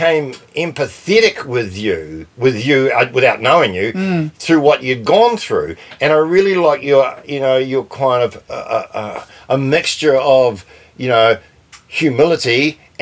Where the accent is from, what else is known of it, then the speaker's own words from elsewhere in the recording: Auckland, New Zealand; also born or lived in Otahuhu / Pukekohe; I grew up in Onehunga